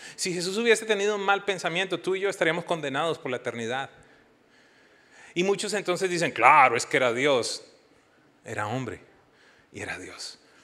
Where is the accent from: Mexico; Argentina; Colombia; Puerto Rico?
Colombia; moved away as an adult; Yo salí en el año 2000 de Colombia y si somos honestos, más que buscando una esperanza, salíamos huyendo de la violencia